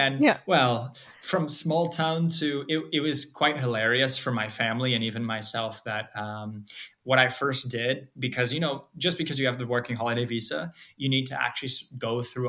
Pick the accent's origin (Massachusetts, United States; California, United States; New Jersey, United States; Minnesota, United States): Minnesota, United States; Forest Lake; first language English; moved away as an adult; also born or lived in Ireland; now in Lisbon, Portugal; I'm from Minnesota. I'm from a small town just barely considered within the Twin Cities in Minnesota called Forest Lake, about 13,000 people.